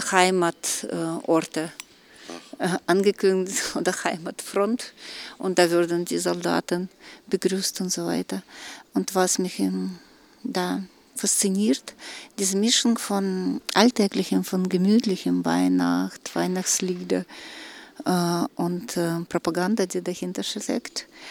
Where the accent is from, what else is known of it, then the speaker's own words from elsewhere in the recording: Russia; moved away; für mich als Russin